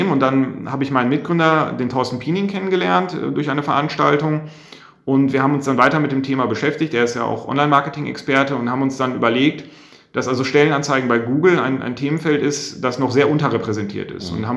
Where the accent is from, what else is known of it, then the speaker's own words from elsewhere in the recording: Bielefeld, North Rhine-Westphalia, Germany; also wir kommen beide aus der Region und wir schätzen auch einfach diese Mentalität.